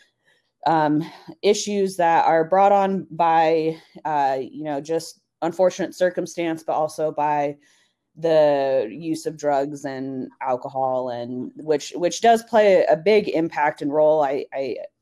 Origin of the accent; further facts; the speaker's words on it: Salt Lake City, Utah, United States; moved away as an adult; also born or lived in El Paso, Texas / Oregon; now in Arizona, United States; I grew up in Salt Lake my whole life, 18 years until college